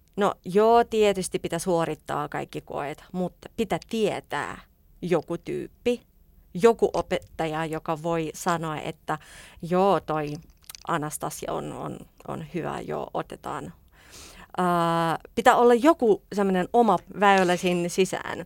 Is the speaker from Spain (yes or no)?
no; Saint Petersburg, Russia; Finnish is a second language; moved away as an adult; now in Helsinki, Finland; Minä olen pietrilainen venäläinen